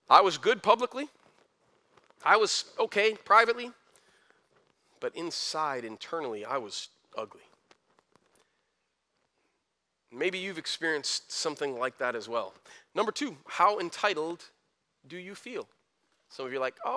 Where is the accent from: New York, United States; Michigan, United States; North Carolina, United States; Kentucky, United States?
Michigan, United States; Flint; I was a kid from Flint, graduated high school with a 2.5